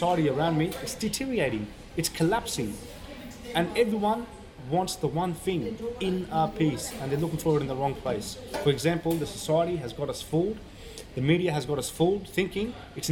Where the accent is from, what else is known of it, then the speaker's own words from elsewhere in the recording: Sydney, New South Wales, Australia; also born or lived in Afghanistan; I was born in Afghanistan. We migrated here under refugee status after we got sponsored to Australia back in 1988. So I've been here at a young age since I was 5-6 years old.